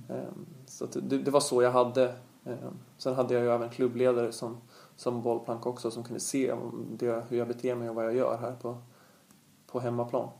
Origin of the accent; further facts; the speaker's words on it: Stockholm, Stockholm County, Sweden; här hemma i Stockholm